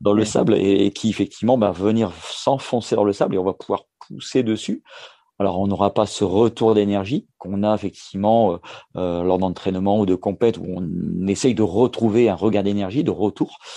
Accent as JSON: {"language": "French", "area": "Valenciennes basin, the North", "region": "Hauts-de-France", "country": "France", "tie": "born or raised there", "moved": "as an adult", "lives_now": "Perpignan, France", "said": "en tant que ch'ti, hein, je suis natif du, du nord, euh, du côté du, bassin du Valenciennois"}